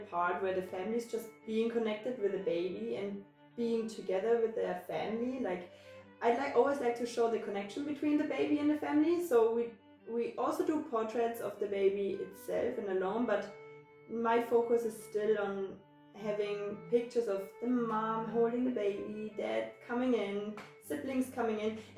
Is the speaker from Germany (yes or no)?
yes; Germany; moved away as an adult; also born or lived in Taiwan; I left my country. I mean, Germany is my home country, right? But I left Germany when I was like 23 years old